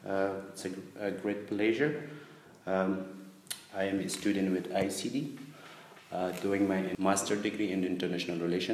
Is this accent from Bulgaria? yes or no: no; Kabul, Afghanistan; moved away as an adult; now in Berlin, Germany; I'm from Afghanistan, as you know, from the capital, Kabul.